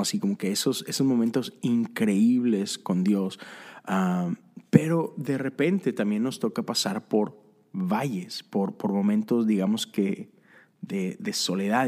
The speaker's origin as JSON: {"language": "Spanish", "town": "Monterrey", "region": "Nuevo León", "country": "Mexico", "said": "soy de Monterrey, soy fan de los Tigres y recuerdo esos primeros sábados que me iba con, mis amigos al estadio"}